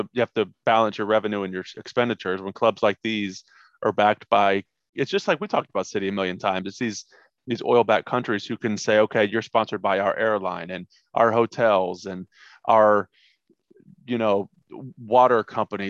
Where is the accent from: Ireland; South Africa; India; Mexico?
Ireland; I'm Irish